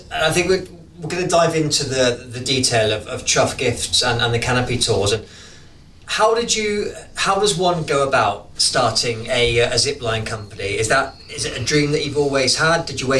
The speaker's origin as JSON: {"language": "English", "region": "England", "country": "United Kingdom", "moved": "yes", "lives_now": "New Zealand", "said": "I am an Englishman in New Zealand."}